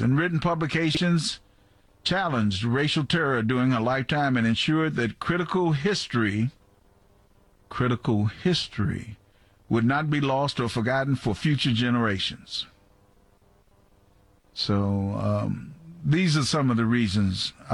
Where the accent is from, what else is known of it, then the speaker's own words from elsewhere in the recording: Arkansas, United States; moved away; the Arkansas Gazette, my hometown newspaper